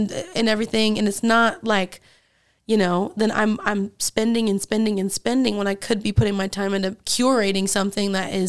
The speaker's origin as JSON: {"language": "English", "town": "Fairfield", "region": "California", "country": "United States", "tie": "born or raised there", "lives_now": "Oakland, United States", "said": "I grew up in Fairfield, California."}